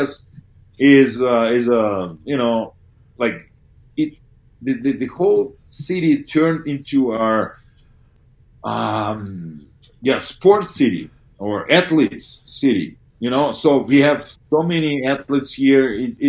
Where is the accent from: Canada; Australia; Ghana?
Canada; You asked me about NFL as a Canadian.